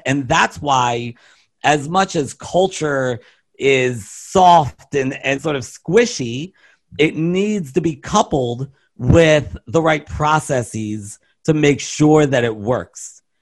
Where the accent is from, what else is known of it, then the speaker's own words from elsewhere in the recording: Baltimore, Maryland, United States; I'm from Baltimore